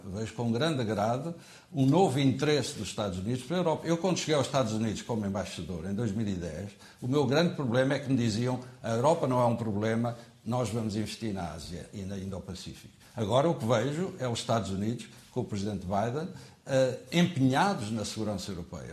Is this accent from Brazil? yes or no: no; Portugal; nós portugueses